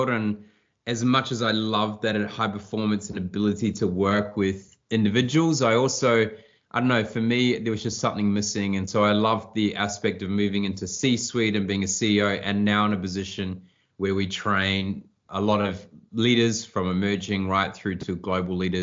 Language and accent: English; New Zealand; moved away; I grew up in New Zealand on a small farm with the nearest neighbour a mile away